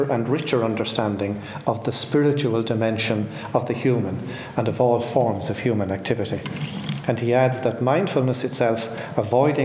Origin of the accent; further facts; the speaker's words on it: Ireland; I grew up in Ireland in the 1950s, and that was very much a confessional society.